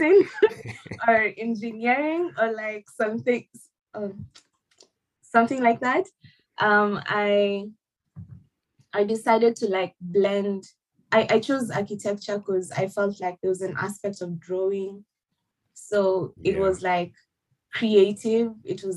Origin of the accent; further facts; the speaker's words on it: Nairobi, Kenya; moved away as an adult; now in Perth, Australia; So I'm from Kenya, and from Nairobi, Kenya, representing all the way. I have lived in Kenya all my life.